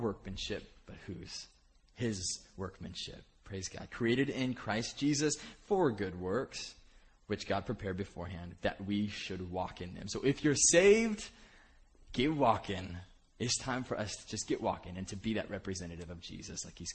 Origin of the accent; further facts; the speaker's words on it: Bakersfield, California, United States; moved away; I was from Bakersfield growing up, which it's about as it sounds.